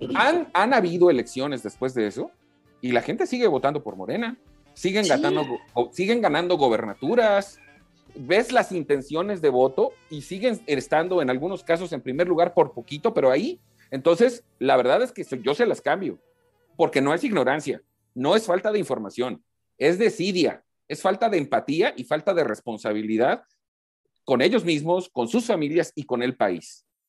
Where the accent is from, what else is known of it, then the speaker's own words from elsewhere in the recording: Quintana Roo, Mexico; en mi tierra, en Quintana Roo